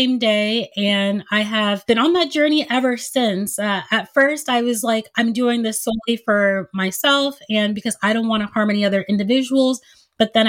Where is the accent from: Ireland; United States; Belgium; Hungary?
United States; also born or lived in Nigeria; my family immigrated to the United States when I was 2 years old.